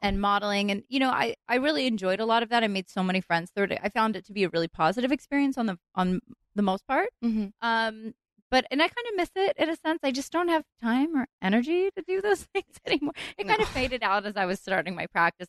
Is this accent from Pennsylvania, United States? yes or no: yes; Philadelphia, Pennsylvania, United States; moved away as an adult; now in Los Angeles, United States; I moved to LA when I was 19, so most of my growing up was mm. on the East Coast